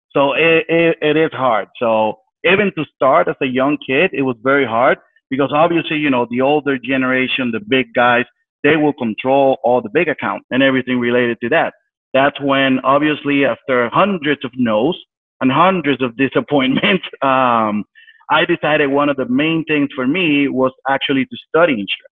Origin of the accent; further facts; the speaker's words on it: San Juan, Puerto Rico; I'm originally from San Juan, Puerto Rico. I was born and raised there uh, basically been there my whole life.